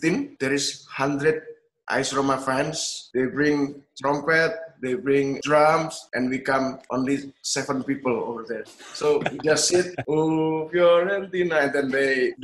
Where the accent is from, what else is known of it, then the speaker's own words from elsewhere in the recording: Indonesia; I will go to back to Indonesia